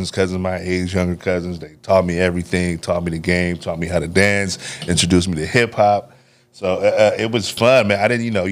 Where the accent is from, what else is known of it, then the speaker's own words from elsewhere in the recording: Oakland, California, United States; also born or lived in Benicia, California; now in Vallejo, United States; Originally from East Oakland, California, 106th